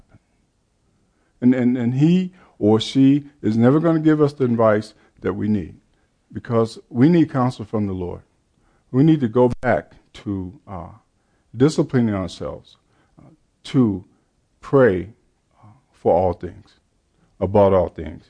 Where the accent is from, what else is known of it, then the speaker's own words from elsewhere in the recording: Chicago, Illinois, United States; I grew up in the Baptist Church, Chicago